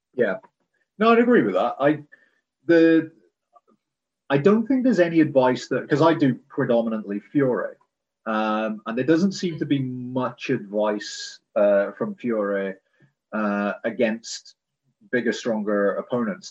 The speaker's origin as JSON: {"language": "English", "country": "United Kingdom", "said": "I'm I'm British"}